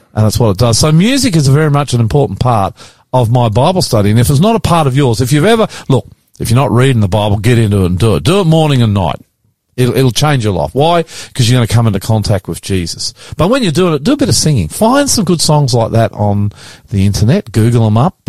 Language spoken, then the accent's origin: English; Australia; I'm not Swiss. I'm Australian